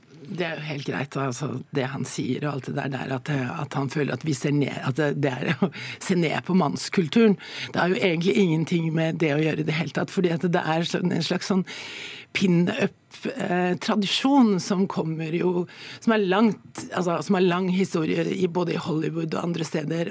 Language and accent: Norwegian; Jessheim, Akershus, Norway; Jeg kommer jo fra Jessheim og, og, og, er oppvokst